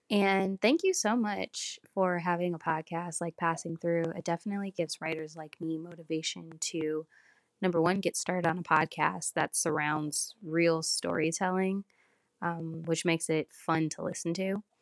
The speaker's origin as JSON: {"language": "English", "region": "California", "country": "United States", "said": "I am from California."}